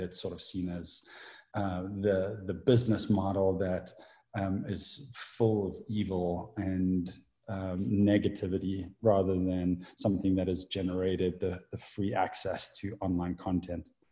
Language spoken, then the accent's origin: English; South Africa; moved away; I grew up in South Africa